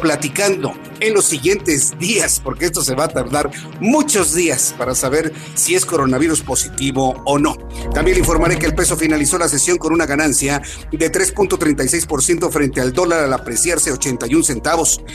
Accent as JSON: {"language": "Spanish", "country": "Mexico", "said": "al menos en México, al menos en nuestro país"}